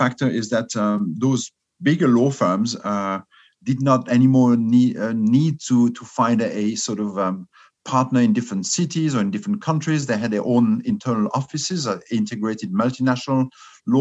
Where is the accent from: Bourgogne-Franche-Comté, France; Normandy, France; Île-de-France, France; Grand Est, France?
Grand Est, France; Strasbourg; accent: French; English is a second language; also born or lived in London / New York City / Cork, Ireland / Geneva; now in Zurich, Switzerland; You guess from my accent maybe that I'm French. I'm born in Strasbourg. That's on the German border.